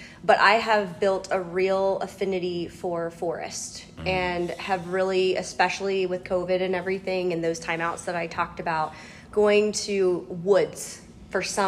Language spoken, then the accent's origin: English; Cincinnati, Ohio, United States; my hometown is in Cincinnati, Ohio.